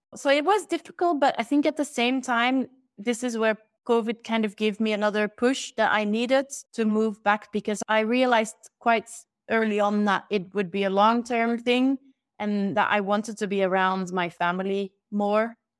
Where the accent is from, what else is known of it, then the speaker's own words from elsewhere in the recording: Belgium; moved away as an adult; also born or lived in London; I moved back to Belgium from London